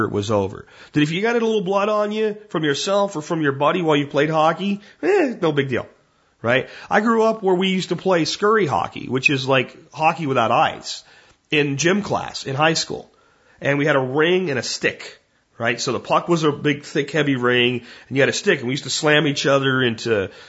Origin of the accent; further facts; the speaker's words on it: Pottsville, Pennsylvania, United States; I am from Pottsville. And while Pottsville is in eastern Pennsylvania